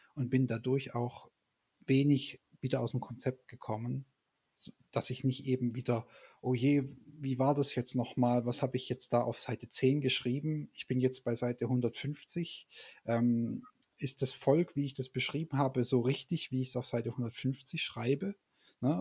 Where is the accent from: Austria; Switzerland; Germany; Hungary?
Germany; Stuttgart, Baden-Württemberg; moved away as an adult; also born or lived in Leipzig; nicht mehr in Stuttgart, wo ja eigentlich meine Heimat ist